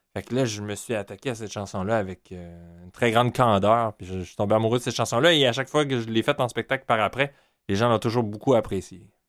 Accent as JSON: {"language": "French", "town": "Montreal", "region": "Quebec", "country": "Canada", "tie": "born or raised there", "said": "j'ai grandi, je suis né à Montréal"}